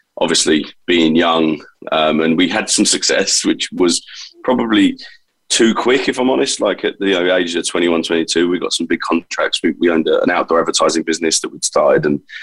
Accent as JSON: {"language": "English", "region": "London", "country": "United Kingdom", "tie": "born or raised there", "accent": "London", "said": "I was born in East London, and two great parents, and you know, in typical fashion, I guess, in that time, you know, I'm 43 years old now, so, you know, I was born in 78"}